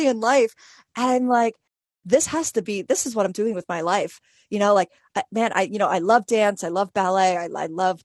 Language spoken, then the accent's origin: English; New York City, New York, United States; I was 12 years old and I grew up in New York City